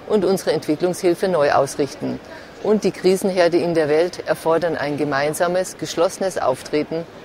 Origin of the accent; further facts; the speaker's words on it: Bavaria, Germany; Ich komme aus Bayern und bin natürlich auch eine starke Verfechterin unserer bayerischen Eigenständigkeit, Liberalitas Bavariae.